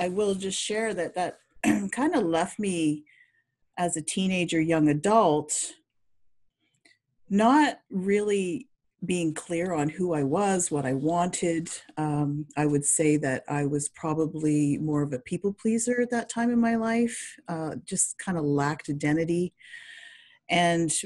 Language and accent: English; New Brunswick, Canada; I grew up in Eastern Canada in New Brunswick, which is a small province.